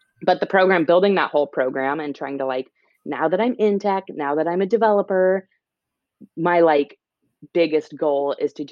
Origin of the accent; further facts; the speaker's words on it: Illinois, United States; moved away as an adult; also born or lived in Texas; now in California, United States; I'm a Midwesterner and was born and raised there.